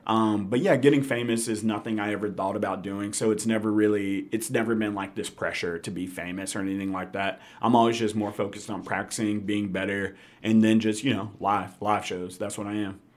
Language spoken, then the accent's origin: English; Memphis, Tennessee, United States; also born or lived in Jackson / New York; I'm from Memphis. Grew up in Hickory Hill.